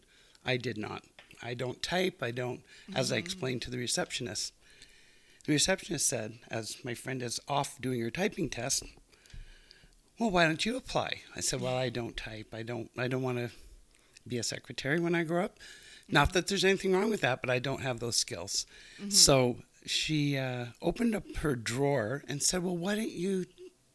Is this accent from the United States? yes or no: no; Montreal, Quebec, Canada; moved away as an adult; now in Calgary, Canada; I grew up in Montreal